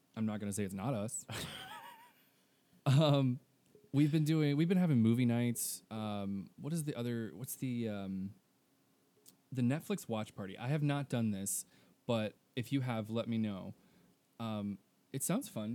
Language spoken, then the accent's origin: English; Texas, United States; I'm from Texas